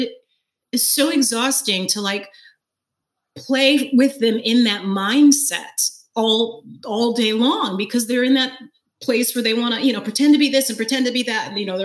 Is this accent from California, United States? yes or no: yes; Fresno, California, United States; moved away as an adult; also born or lived in New York; I moved from Fresno, California, all the way to New York to go to college.